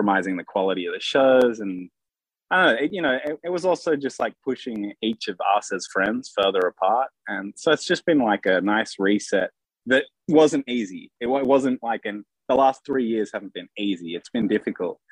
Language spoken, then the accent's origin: English; Sydney, New South Wales, Australia; in Australia, we grew up in Sydney.